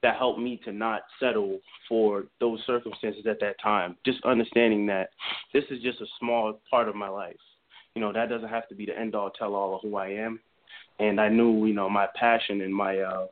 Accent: New York City, New York, United States; I grew up in the South Bronx

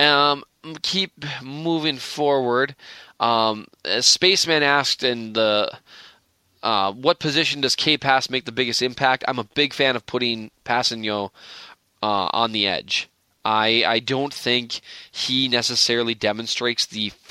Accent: Minnesota, United States; I'm from Minnesota

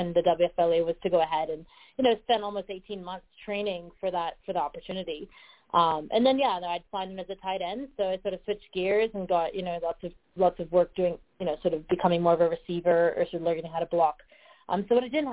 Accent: Canada; also born or lived in Australia; now in Denver, United States; being Canadian, like, I've grown up eating sort of Canadian

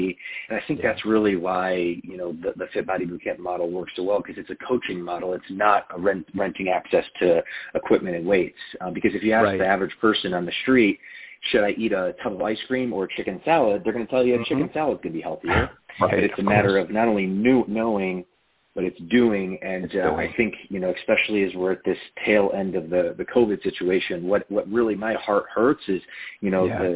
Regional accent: Midwest, United States; moved away as an adult; also born or lived in Los Angeles; now in Orange County, United States; I'm originally from the Midwest

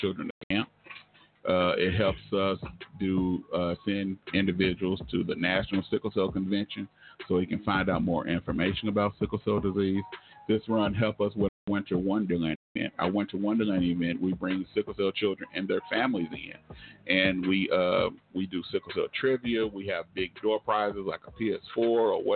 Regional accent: Oklahoma, United States; I was born here in Oklahoma

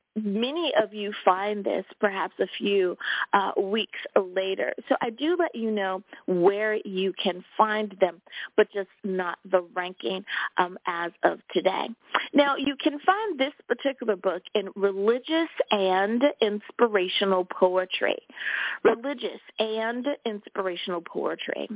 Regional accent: United States; my home country, United States of America.

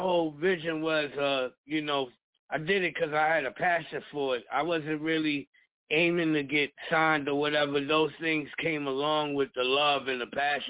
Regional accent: Brooklyn, New York, United States; You know, I'm from Brownsville, so, you know, I grew up with the likes of Mike Tyson, Zab Judah, Shannon Briggs, people like that around me during my childhood growing up.

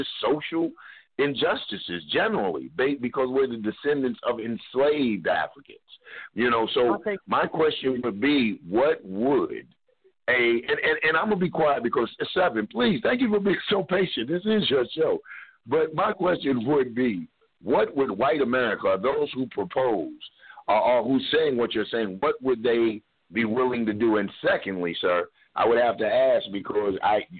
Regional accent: Kentucky, United States; I'm from the Kentucky area

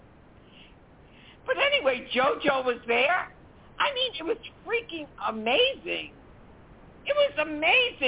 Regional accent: New Orleans, Louisiana, United States; I'm from New Orleans

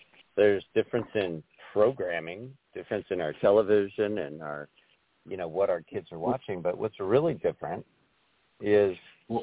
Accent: Glenwood Springs, Colorado, United States; now in Wyoming, United States; I'm in this little town called Glenwood Springs

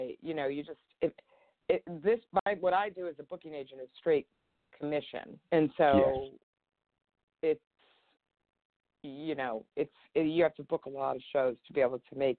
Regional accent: Chicago, Illinois, United States; now in California, United States; I grew up in Chicago. I was from Chicago is where I kind of was raised

